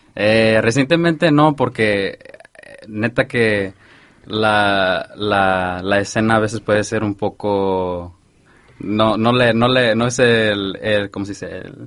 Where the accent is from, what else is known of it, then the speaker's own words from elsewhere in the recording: Santa Ana, California, United States; yo soy de Santana